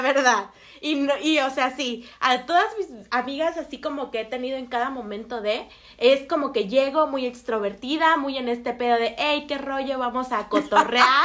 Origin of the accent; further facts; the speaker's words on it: Mexico; moved away; yo vengo de relativamente un pueblo. Eh, Casonas de Herrera